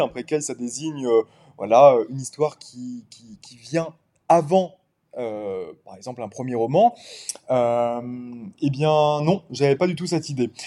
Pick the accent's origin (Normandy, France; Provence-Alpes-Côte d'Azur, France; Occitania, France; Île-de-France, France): Île-de-France, France; Paris suburbs; moved away as an adult; also born or lived in Cotentin, Normandy; now in Normandy, France; je suis un Parisien repenti. j'ai grandi pendant 21 ans, enfin j'ai évolué pendant 21 ans en banlieue parisienne